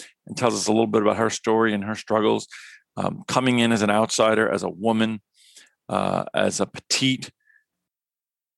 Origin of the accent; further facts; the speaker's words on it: New York, United States; in addition to being a New Yorker like myself